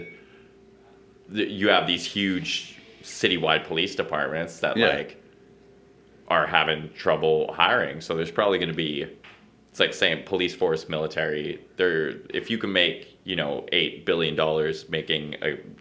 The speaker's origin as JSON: {"language": "English", "town": "Salmon Arm", "region": "British Columbia", "country": "Canada", "tie": "born or raised there", "also_born_or_lived": "Saskatchewan", "lives_now": "Vancouver, Canada", "said": "I came from, I grew up in Salmon Arm, which is like smaller. It's like 12,000 people"}